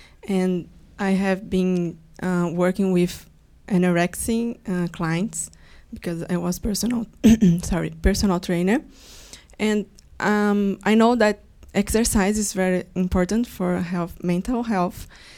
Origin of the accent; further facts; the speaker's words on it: Brazil; English is a second language; moved away as an adult; now in United States; I don't speak English very well because I'm from Brazil. I have been living here for 1 year.